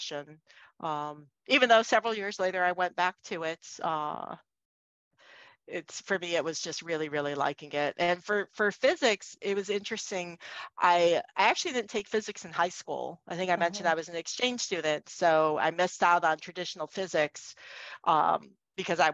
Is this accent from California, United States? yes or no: no; Cleveland, Ohio, United States; moved away; also born or lived in Boston; I grew up in Cleveland, Ohio